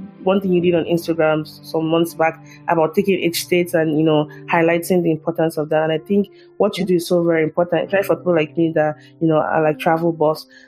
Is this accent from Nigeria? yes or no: yes; Nigeria; moved away as an adult; also born or lived in Southwest Nigeria; now in United States; growing up in Nigeria as a young child